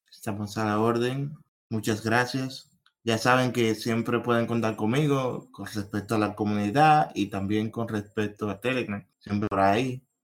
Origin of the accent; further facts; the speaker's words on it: Dominican Republic; soy de República Dominicana